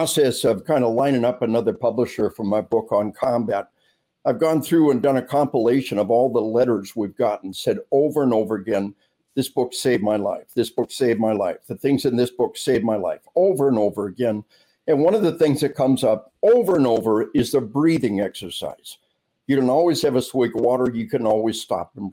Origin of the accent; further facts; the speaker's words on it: Arkansas, United States; unless you're from my home state of Arkansas